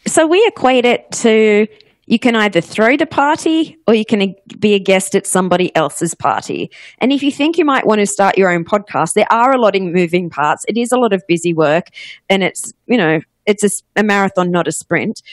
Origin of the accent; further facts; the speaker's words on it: Australia; accent: Australian; moved away as an adult; also born or lived in Ohio, United States / Los Angeles, United States; you might notice by my accent, I am Australian, but I actually went to college in Ohio